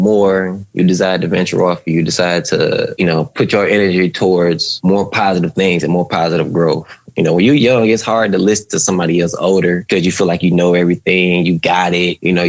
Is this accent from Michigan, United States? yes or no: yes; Detroit, Michigan, United States; moved away as an adult; I grew up in Detroit, Michigan.